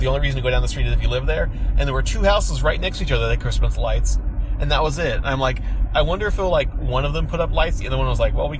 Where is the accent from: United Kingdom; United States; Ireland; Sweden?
United States; Kansas; moved away; I'm from Kansas